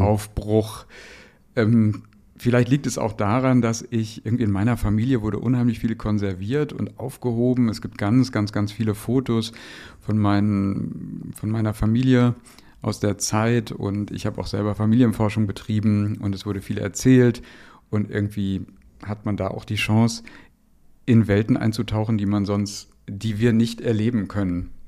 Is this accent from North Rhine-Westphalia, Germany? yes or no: yes; Dortmund, North Rhine-Westphalia, Germany; moved away; in meiner Heimat dem Ruhrpott